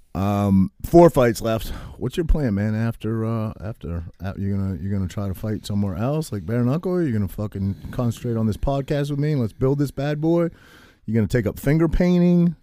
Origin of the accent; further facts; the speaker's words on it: Maine, United States; I grew up in Maine